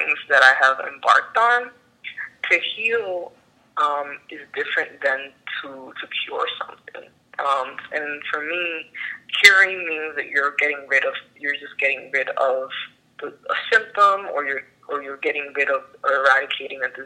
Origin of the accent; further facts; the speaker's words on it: New York City, New York, United States; now in New Jersey, United States; I'm Afro-Dominicana. I was born and raised in the Bronx